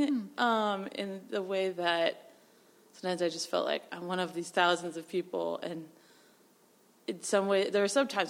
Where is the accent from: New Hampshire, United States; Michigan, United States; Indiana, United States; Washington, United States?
New Hampshire, United States; moved away; I grew up in New Hampshire.